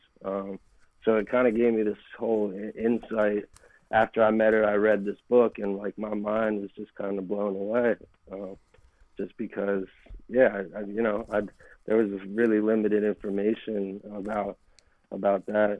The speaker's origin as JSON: {"language": "English", "town": "Philadelphia", "region": "Pennsylvania", "country": "United States", "tie": "born or raised there", "also_born_or_lived": "Miami, Florida"}